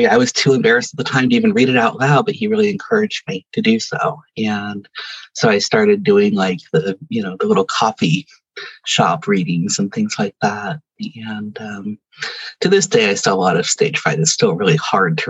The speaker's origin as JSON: {"language": "English", "town": "Stockton", "region": "California", "country": "United States", "tie": "born or raised there", "also_born_or_lived": "Sacramento", "said": "So I grew up in Stockton, went to Sacramento for 10 years, and then went back to Stockton"}